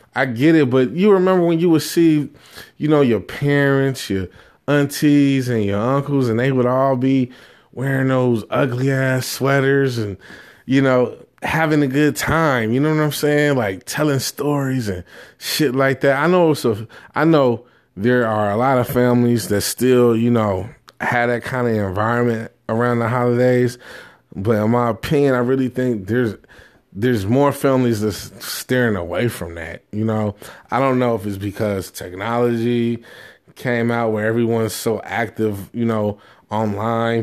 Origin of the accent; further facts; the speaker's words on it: Jamaica; me being Jamaican